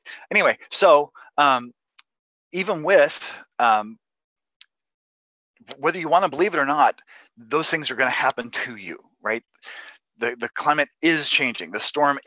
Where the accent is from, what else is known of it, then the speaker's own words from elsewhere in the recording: Kentucky, United States; I'm from Kentucky. I grew up in a family of tobacco farmers.